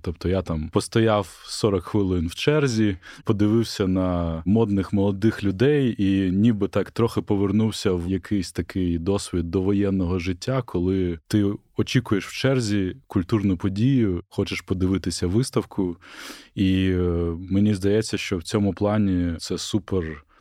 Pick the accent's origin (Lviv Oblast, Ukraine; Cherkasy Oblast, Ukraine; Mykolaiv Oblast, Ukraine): Mykolaiv Oblast, Ukraine; Mykolaiv; моє рідне місто Миколаїв